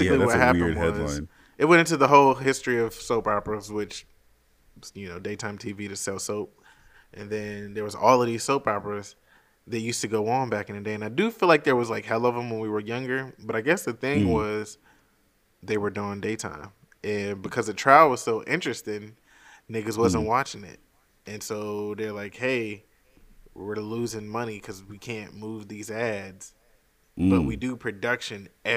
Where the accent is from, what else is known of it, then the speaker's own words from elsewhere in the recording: United States; being American